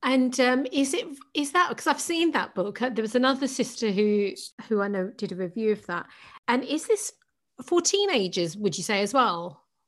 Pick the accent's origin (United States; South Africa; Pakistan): Pakistan; I'm Pakistani, so Pakistani culture